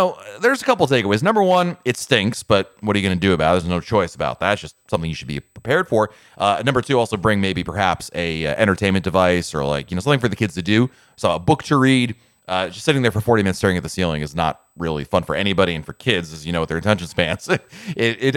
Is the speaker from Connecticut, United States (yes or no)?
yes; Connecticut, United States; now in Orlando, United States; my parents living back in Connecticut, there was a CVS in my hometown